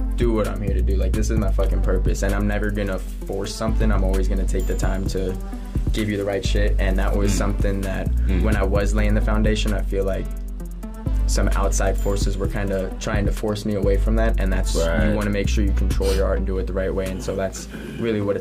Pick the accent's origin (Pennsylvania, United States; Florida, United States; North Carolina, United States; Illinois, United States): Pennsylvania, United States; Philadelphia; now in Tucson, United States; originally I was born in Philly, and that's like the home base, like that's where I was born